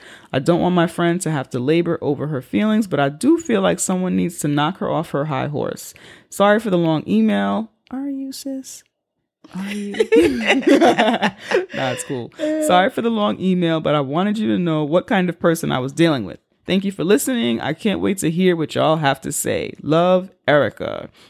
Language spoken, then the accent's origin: English; New York, United States; as a New Yorker, what I have also learned, I learned it before this letter, but what I also have learned about these communities